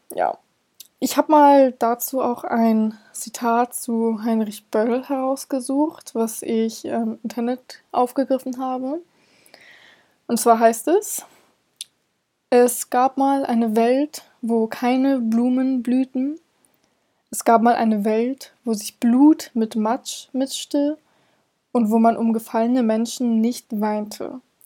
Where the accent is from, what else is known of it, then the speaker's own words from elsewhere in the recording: Hamburg, Germany; ich komme selber aus Hamburg, wir sind eine Millionenstadt.